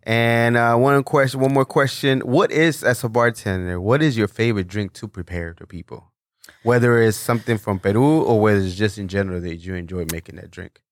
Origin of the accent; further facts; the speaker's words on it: Mexico; English is a second language; now in United States; I'm originally from Mexico, so I had to migrate illegally